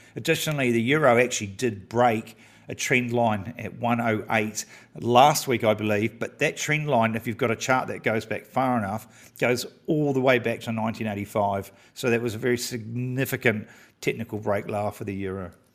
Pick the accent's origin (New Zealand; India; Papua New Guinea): New Zealand; as a Kiwi